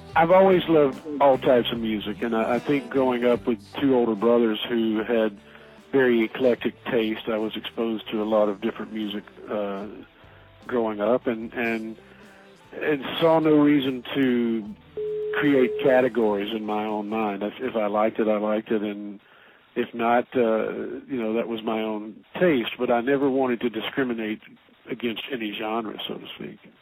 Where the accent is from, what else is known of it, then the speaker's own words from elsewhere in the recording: Asheville, North Carolina, United States; my hometown of Asheville, North Carolina